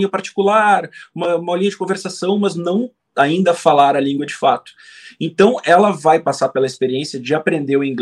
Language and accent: Portuguese; Brazil; Eu passei a vida inteira aqui no Brasil.